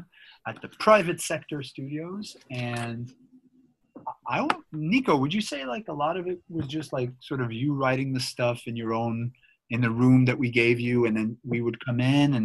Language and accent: English; Montreal, Quebec, Canada; we grew up in Montreal.